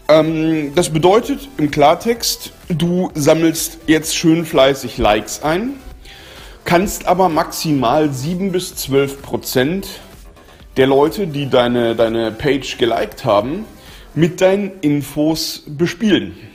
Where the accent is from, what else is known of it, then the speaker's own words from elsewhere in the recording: Berlin, Germany; das juckt mich jetzt persönlich als Berliner herzlich wenig